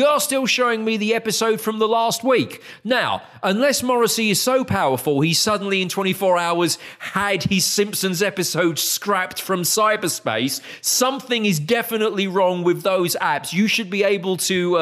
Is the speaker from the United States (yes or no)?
no; United Kingdom; as a Brit